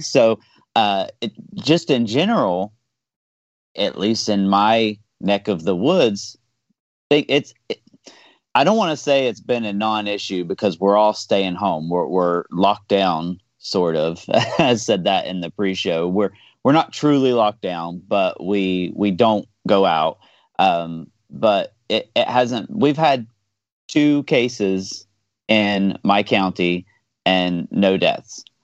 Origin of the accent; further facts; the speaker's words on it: Southeast Ohio, United States; I'm from Southeast Ohio